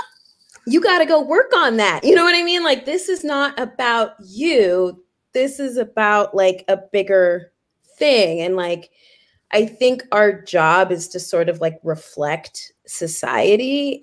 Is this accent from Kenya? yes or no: yes; Kenya; I am really from Kenya and you can see my birth certificate if you want.